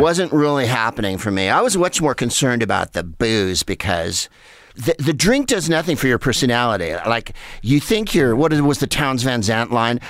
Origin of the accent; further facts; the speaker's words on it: San Carlos, California, United States; moved away as an adult; also born or lived in Los Angeles; booze and pot were everything in where I grew up in San Carlos